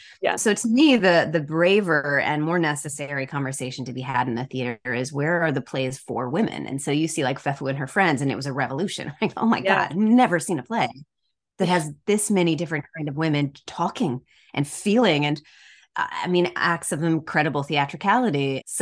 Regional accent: Decatur, Georgia, United States; I grew up outside of Atlanta, Georgia, and Decatur, Georgia.

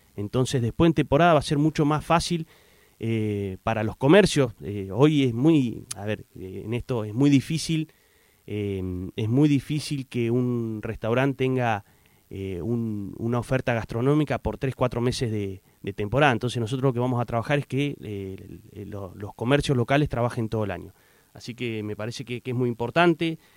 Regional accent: Puerto Deseado, Santa Cruz, Argentina; soy nacido en Puerto Deseado

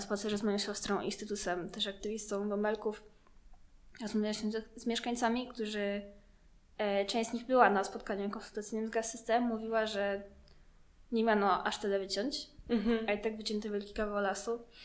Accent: Łomianki, Masovian Voivodeship, Poland; jestem z Omianek

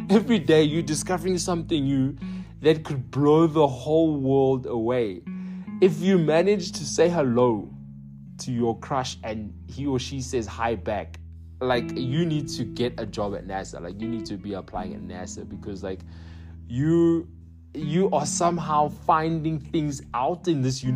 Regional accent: United Kingdom; accent: British; moved away; my accent, British

